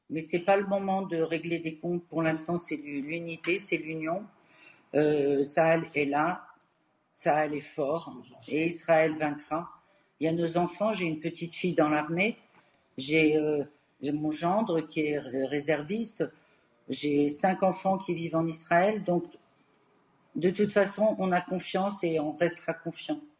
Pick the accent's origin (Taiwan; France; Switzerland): France; je suis française j'ai plus profond de mon être aussi.